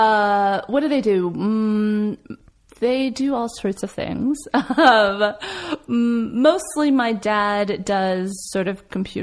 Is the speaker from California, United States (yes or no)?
yes; Los Angeles, California, United States; also born or lived in Columbus, Ohio / Florida; I grew up in LA.